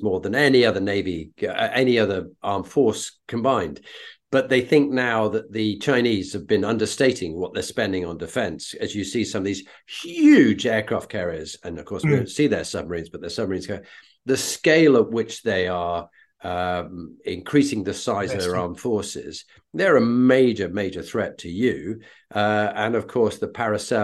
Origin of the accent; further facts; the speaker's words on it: United Kingdom; as a Brit